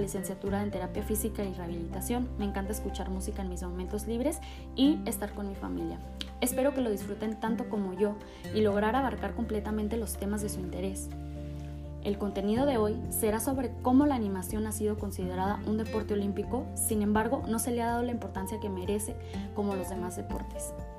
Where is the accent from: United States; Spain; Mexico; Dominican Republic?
Mexico; Guadalajara, Jalisco; Soy de Guadalajara, Jalisco